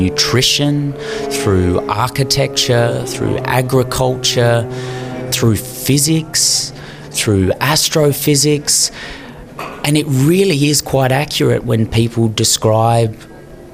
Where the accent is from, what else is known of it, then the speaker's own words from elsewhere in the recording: Mildura, Victoria, Australia; moved away as an adult; also born or lived in Bathurst, New South Wales; now in Adelaide, Australia; I was born in Bathurst in New South Wales, the home of Mount Panorama. Grew up on the Mighty Murray in a small town called Mildura in Victoria